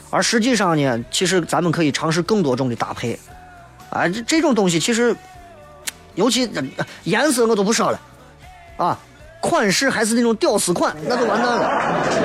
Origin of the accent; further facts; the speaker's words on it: Xi'an, Shaanxi, China; accent: Xi'an dialect; 我在坚持不懈地想要通过我的，我自己的渠道去推广，扬弃的西安话或者是陕西方言